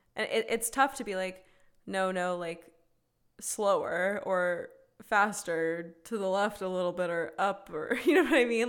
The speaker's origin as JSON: {"language": "English", "region": "the South", "country": "United States", "tie": "born or raised there", "said": "we as two women growing up in the South"}